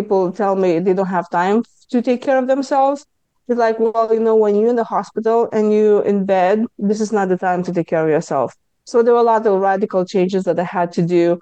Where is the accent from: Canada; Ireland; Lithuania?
Lithuania; accent: Lithuanian; English is a second language; moved away as an adult; now in United States; I speak with my Lithuanian accent because I came to US 23 years ago.